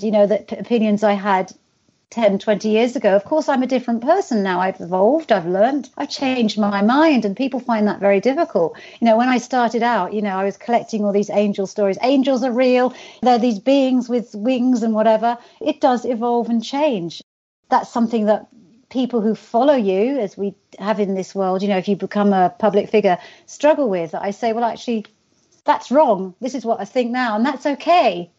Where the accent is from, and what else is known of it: United Kingdom; accent: British